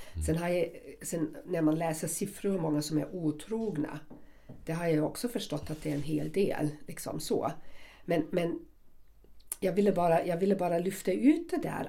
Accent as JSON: {"language": "Swedish", "region": "Southern Germany", "country": "Germany", "moved": "yes", "said": "jag kommer från Tyskland och södra Tyskland"}